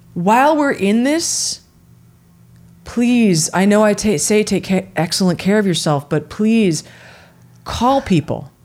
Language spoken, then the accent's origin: English; San Francisco, California, United States; growing up in the Bay Area and in San Francisco